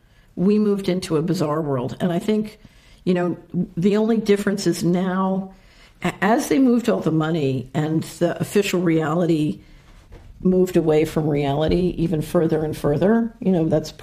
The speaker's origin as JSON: {"language": "English", "town": "Philadelphia", "region": "Pennsylvania", "country": "United States", "tie": "born or raised there", "said": "I grew up in Philadelphia"}